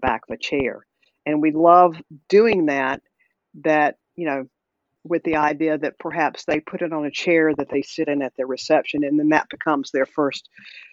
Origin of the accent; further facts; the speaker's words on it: the South, United States; accent: Southern; you can tell I'm a Southerner probably by my accent